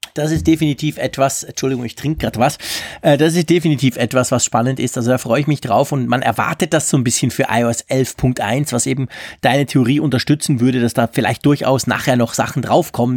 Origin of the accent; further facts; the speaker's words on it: Switzerland; Bei uns in der Schweiz